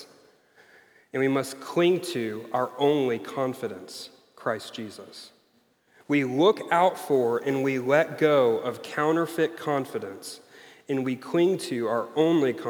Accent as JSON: {"language": "English", "region": "Missouri", "country": "United States", "said": "I'm from Missouri, so I'm saying Frobisher"}